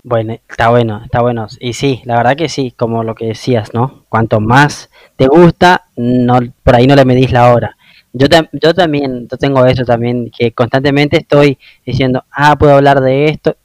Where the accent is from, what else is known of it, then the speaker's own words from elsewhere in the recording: Oberá, Misiones, Argentina; moved away; Yo soy de una ciudad que se llama Oberá